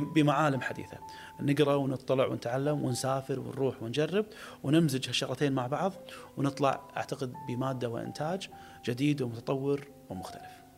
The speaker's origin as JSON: {"language": "Arabic", "country": "Kuwait", "said": "انا كخليجي"}